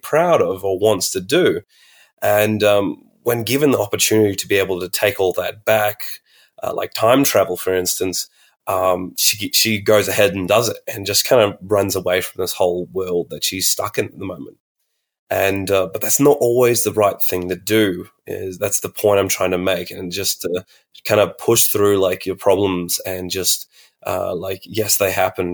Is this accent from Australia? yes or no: yes; Alice Springs, Northern Territory, Australia; I'm from Central Australia, Arundaland in Mumbantwa, Alice Springs, and NT.